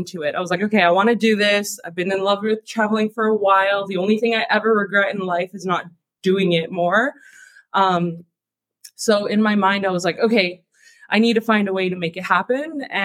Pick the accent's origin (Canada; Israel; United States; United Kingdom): Canada; moved away as an adult; I moved from Canada. That's where I'm from.